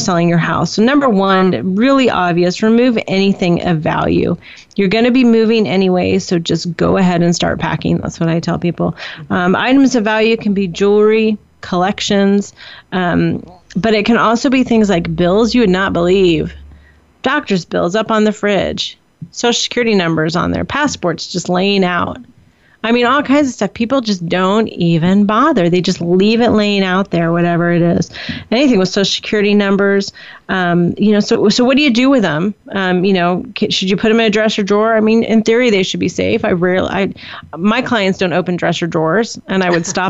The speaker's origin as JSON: {"language": "English", "region": "Indiana", "country": "United States", "tie": "born or raised there", "moved": "yes", "lives_now": "California, United States", "said": "we grew up in the Midwest in Indiana"}